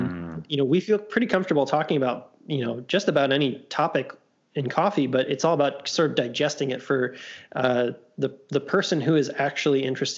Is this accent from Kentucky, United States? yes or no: yes; Louisville, Kentucky, United States; we're from Louisville. Like we can't quite be sure if we're Midwest or South or what.